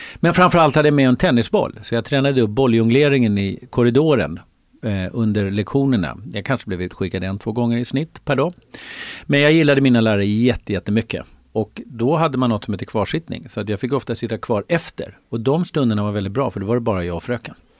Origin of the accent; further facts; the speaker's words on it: Sollentuna, Stockholm County, Sweden; also born or lived in Uppsala; jag var född i Uppsala, bodde där i fem år med min storasyster och lillebror, mamma och pappa. Och sen flyttade vi till Sollentuna